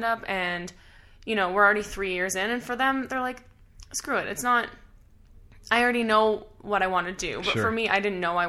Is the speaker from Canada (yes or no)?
yes; Ottawa, Ontario, Canada; Born and raised in Ottawa, the land of our prime minister